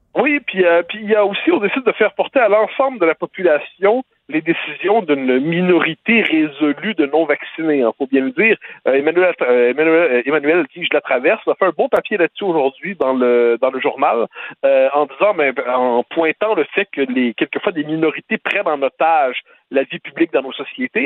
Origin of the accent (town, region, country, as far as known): Quebec, Canada